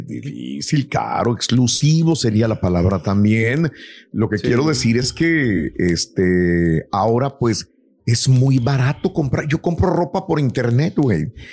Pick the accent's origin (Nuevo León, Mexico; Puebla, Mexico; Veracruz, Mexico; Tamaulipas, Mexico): Tamaulipas, Mexico; Matamoros; en mi pueblo, soy de Matamoros, se juega mucho béisbol y jugué yo mucho béisbol eh, de niño